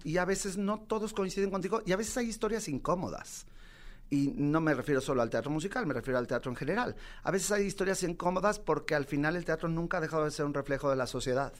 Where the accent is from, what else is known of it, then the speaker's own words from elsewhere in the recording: Mexico; also born or lived in New York, United States; vengo de Mexicalpan de las Tunas